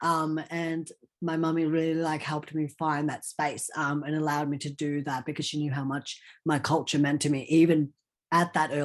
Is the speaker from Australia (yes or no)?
yes; Australia; English is a second language; also born or lived in Old Delhi, India; I basically grew up in Australia all my life since then.